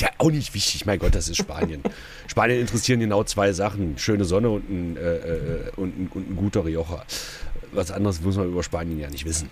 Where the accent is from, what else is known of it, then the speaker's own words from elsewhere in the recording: Saxony-Anhalt, Germany; bei uns in Sachsen-Anhalt